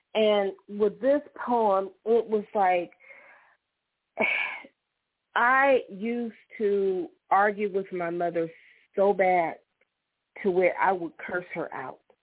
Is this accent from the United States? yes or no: yes; Struthers, Ohio, United States; I grew up in St. John AME Church in Struthers, mm-hmm. Ohio, little church on the hill.